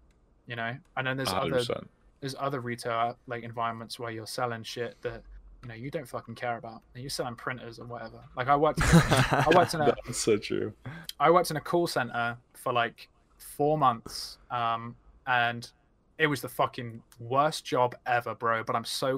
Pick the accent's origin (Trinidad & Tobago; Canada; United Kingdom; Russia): United Kingdom; Scotland; I'm Scottish.